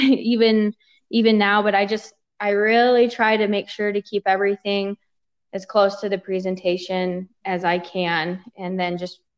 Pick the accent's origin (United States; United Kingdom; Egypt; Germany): United States; Oregon; moved away as an adult; also born or lived in Rexburg, Idaho; now in Utah, United States; I am from Oregon, and I went to school out in Idaho in Rexburg